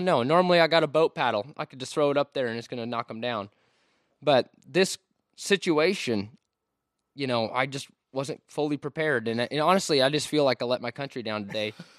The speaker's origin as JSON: {"language": "English", "region": "Washington", "country": "United States", "moved": "yes", "said": "I'm from Washington State."}